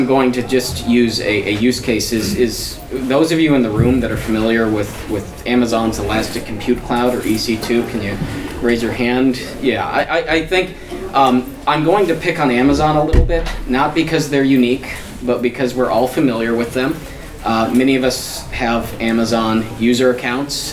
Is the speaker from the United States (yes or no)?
yes; United States; I'm a attorney from the United States